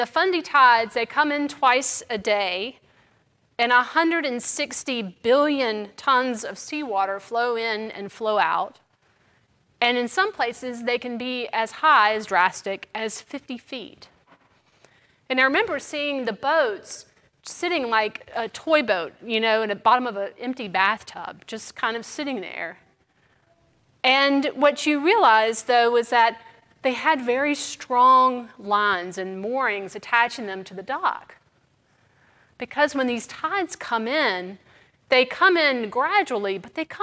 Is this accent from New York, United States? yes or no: no; Mississippi, United States; now in New Orleans, United States; I'm from Mississippi